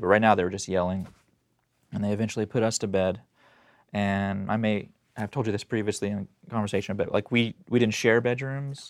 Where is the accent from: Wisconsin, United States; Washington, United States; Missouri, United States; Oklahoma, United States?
Oklahoma, United States; Tulsa; I was born in Tulsa, Oklahoma, and so that's where all this happened. I was born, um, in nineteen eighty, and kinda grew up